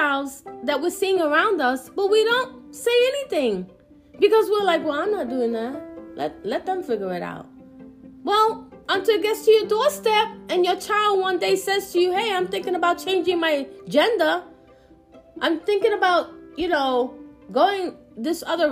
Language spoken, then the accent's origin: English; Puerto Rico; I'm Puerto Rican